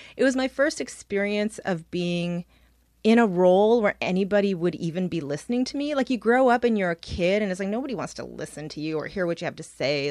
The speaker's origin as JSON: {"language": "English", "town": "Toronto", "region": "Ontario", "country": "Canada", "tie": "born or raised there", "said": "And I'm from here. I was born, uh, just down the street in downtown Toronto, and I grew up in Scarborough"}